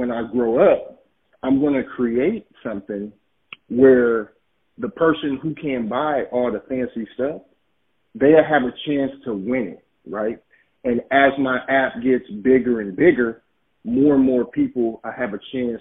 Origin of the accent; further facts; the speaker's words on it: Oakland, California, United States; I'm from Oakland, California